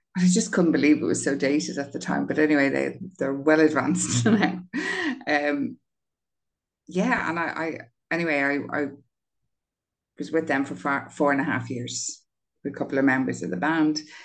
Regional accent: Dublin, Leinster, Ireland; I grew up on Grand Canal Street beside Lansdowne Road

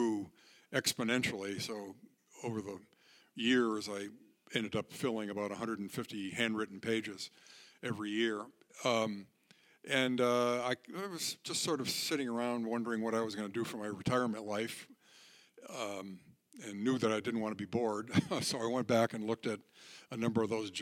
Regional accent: Connecticut, United States; moved away as an adult; also born or lived in southern Vermont / Athens, Ohio; I was born in Connecticut in 1943, and I grew up there and in southern Vermont

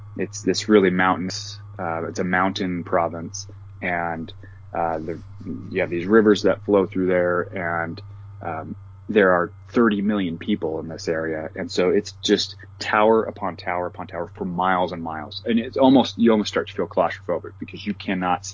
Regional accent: the West, United States; growing up in the West

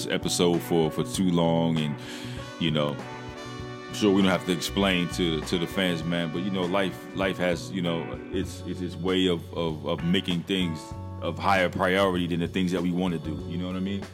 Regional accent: Morristown, New Jersey, United States; I'm from Morristown, New Jersey. That's my hometown.

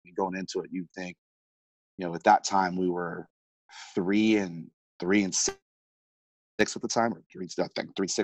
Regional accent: Gilroy, California, United States; I grew up in Northern California, played for a little high school. It's known as the garlic capital of the world, Gilroy, California here

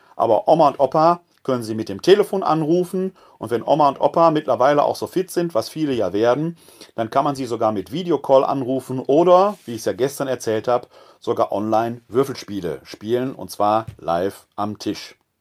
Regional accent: Essen, North Rhine-Westphalia, Germany; also born or lived in Bochum / Munich / Witten / Wermelskirchen; now in Wuppertal, Germany; Ich bin ein Kind des Ruhrgebietes

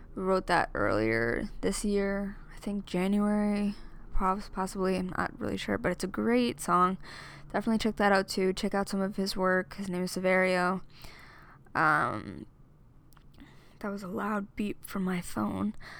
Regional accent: Amityville, New York, United States; moved away as an adult; now in Philadelphia, United States; I'm from Amityville, New York, born and raised

